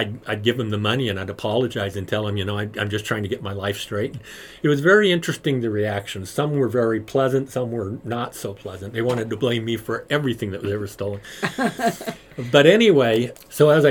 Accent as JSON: {"language": "English", "town": "Payson", "region": "Utah", "country": "United States", "tie": "born or raised there", "said": "I was born in Payson, Utah, raised in the church my entire life"}